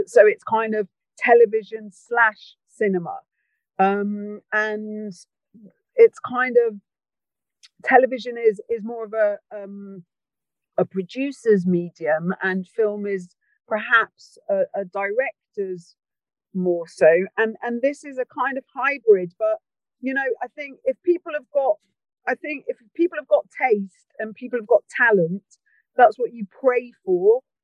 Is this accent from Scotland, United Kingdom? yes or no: no; Wales, United Kingdom; I'm from Wales and I care about Wales